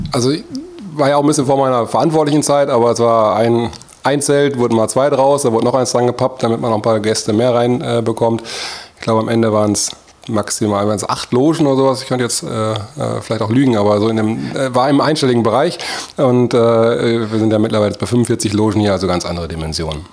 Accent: Issum, North Rhine-Westphalia, Germany; meine Eltern auch einen, äh, einen Gastronomiebetrieb äh, dort zwischen Isum und Geldern geführt haben. Und ähm, da bin ich quasi wirklich äh, an der Theke groß geworden

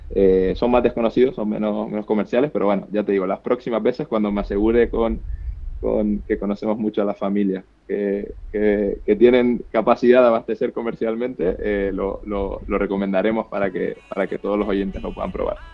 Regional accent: Canary Islands, Spain; accent: Canarian; moved away; yo, canario, como puedes, como puedes ver por mi acento, pero ya llevo mucho tiempo viviendo fuera

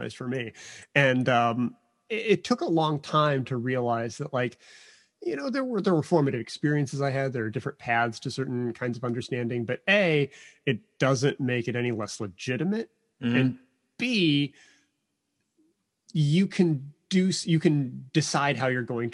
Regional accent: Chicago suburbs, Illinois, United States; I'm from the Chicago suburbs

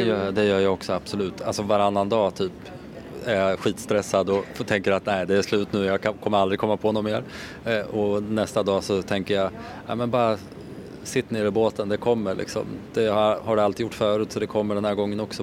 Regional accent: Hallsberg, Örebro County, Sweden; also born or lived in Värmland; jag är uppvuxen i Hallsberg. Eh, men mina föräldrar är från Värmland så att vi har, jag har alltid varit där under hela min barndom så jag är uppvuxen på båda ställena

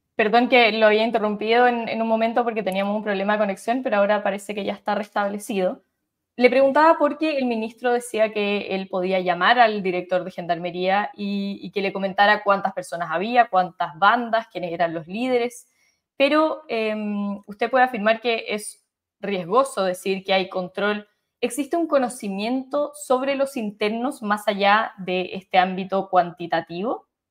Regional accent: Chile

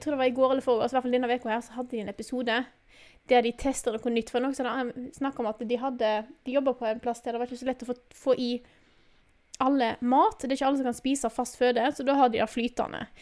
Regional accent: Vestland, Norway; moved away; jeg kommer jo fra Vestland, Vestland.

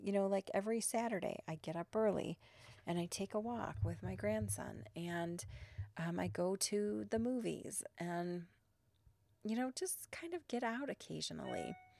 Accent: Chicago, Illinois, United States; I'm from Chicago

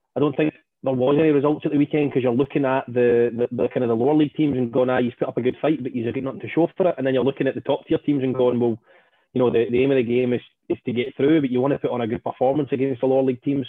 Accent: Stranraer, Scotland, United Kingdom; my hometown uh, team Stranraer

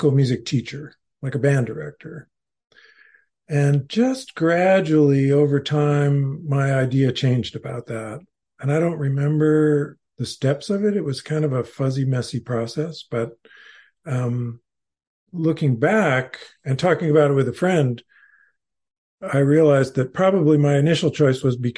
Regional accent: Fresno, California, United States; I was growing up in Fresno, California

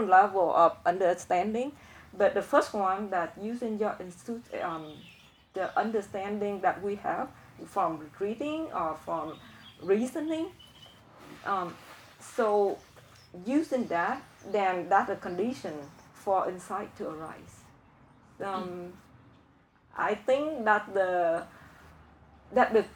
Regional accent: Vietnam; English is a second language; moved away; I'm from Vietnam

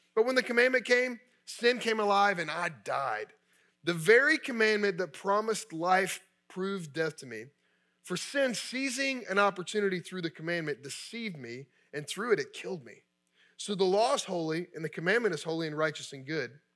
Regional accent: Kentucky, United States; I grew up in Kentucky.

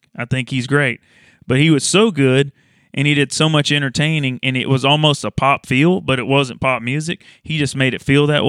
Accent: Louisiana, United States; Well, I grew up in North Louisiana.

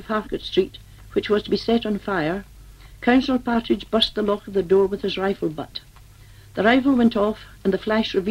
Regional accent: Scotland, United Kingdom; moved away as an adult; I was born in Scotland of Irish parents and was a member of Cumnamon there

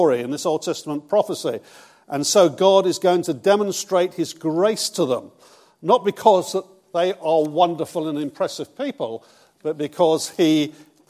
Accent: Bournemouth, South West England, United Kingdom; also born or lived in Brighton; I'm from Bournemouth. I was 24 years in Brighton with Terry Virgo

